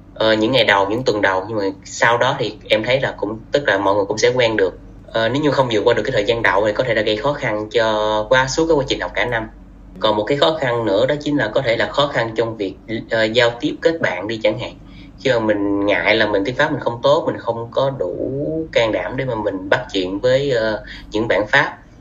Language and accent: Vietnamese; Vietnam; moved away as an adult; mình là du học sinh mình đến từ Việt Nam tới đây